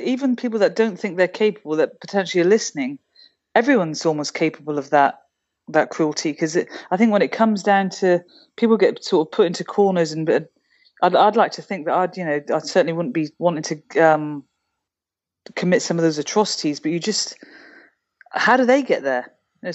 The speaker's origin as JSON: {"language": "English", "country": "United Kingdom", "said": "And I can say that as a Brit, because obviously we've had that happen for quite a few centuries now."}